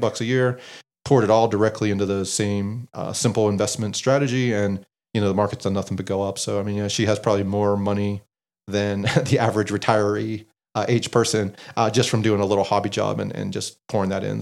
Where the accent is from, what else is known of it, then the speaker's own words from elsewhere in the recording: Western Pennsylvania, United States; I grew up in Western Pennsylvania